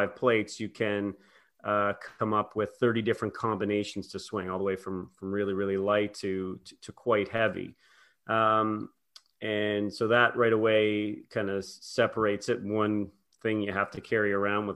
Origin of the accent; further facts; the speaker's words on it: Prince Edward Island, Canada; I grew up in Prince Edward Island, Canada